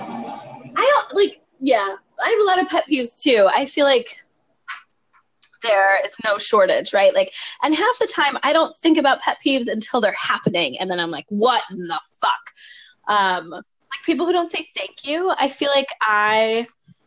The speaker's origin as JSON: {"language": "English", "area": "New York", "region": "East Coast", "country": "United States", "tie": "born or raised there", "moved": "yes", "lives_now": "Minnesota, United States", "said": "I grew up on the East Coast. I learned to drive in New York."}